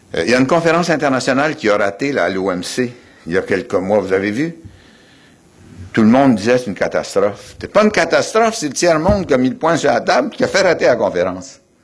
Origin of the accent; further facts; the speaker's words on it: Quebec, Canada; Nous sommes des Québécois et des Québécoises.